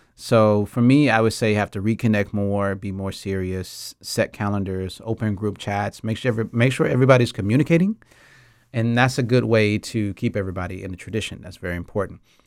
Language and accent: English; Atlanta, Georgia, United States; moved away as an adult; now in Taiwan; I'm from Atlanta, Georgia. I mean, I've been in Taiwan since two thousand nine